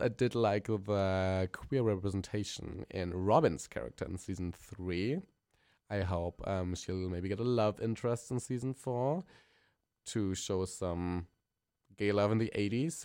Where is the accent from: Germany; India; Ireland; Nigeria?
Germany; accent: German; English is a second language; I'm a German queen. We can tell my accent is really kicking